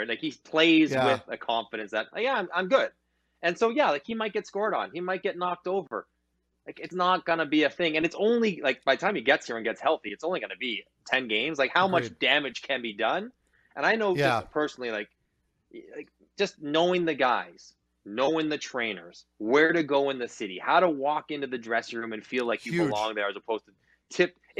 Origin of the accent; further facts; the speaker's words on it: Toronto, Ontario, Canada; I'm from Scarborough